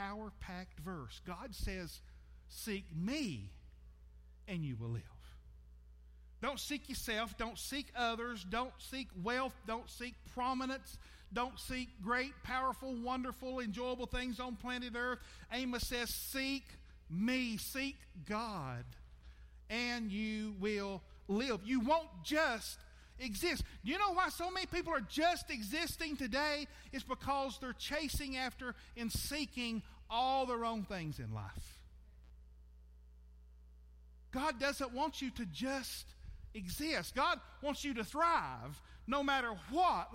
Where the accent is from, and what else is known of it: United States